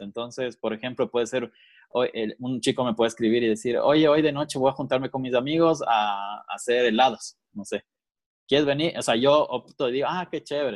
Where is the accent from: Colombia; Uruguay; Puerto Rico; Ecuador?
Ecuador; Quito, Pichincha; yo igual nací en Quito, eh, ecuatoriano, full ecuatoriano